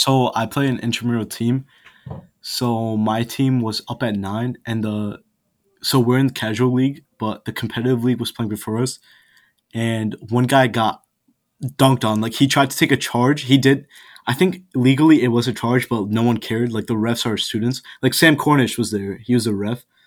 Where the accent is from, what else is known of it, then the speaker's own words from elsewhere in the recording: India; now in Buffalo, United States; my home country